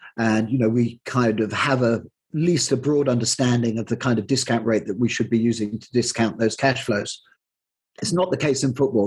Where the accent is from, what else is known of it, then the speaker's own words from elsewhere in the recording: Plymouth, South West England, United Kingdom; moved away as an adult; I grew up in Plymouth and left at the age of 18 when I went off to university